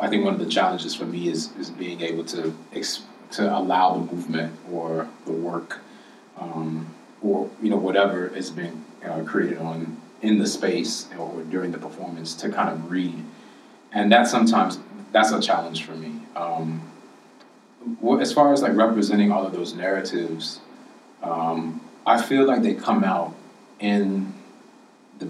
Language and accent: English; Chicago, Illinois, United States; growing up in the South Side of Chicago